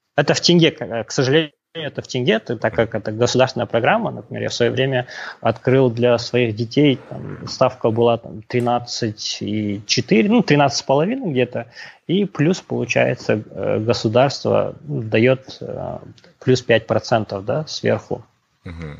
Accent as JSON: {"language": "Russian", "region": "Pavlodar Region", "country": "Kazakhstan", "tie": "born or raised there", "also_born_or_lived": "United States", "moved": "as an adult", "said": "Я родом из Володарской области, родился в 1987 году, окончил казахско-турецкий лицей в Павлодаре в 2006 году"}